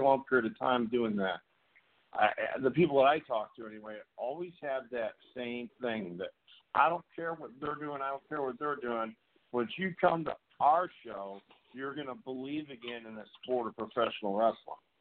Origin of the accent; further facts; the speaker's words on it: upstate New York, United States; also born or lived in California; now in North Carolina, United States; I live in North Carolina now, but I'm originally from New York.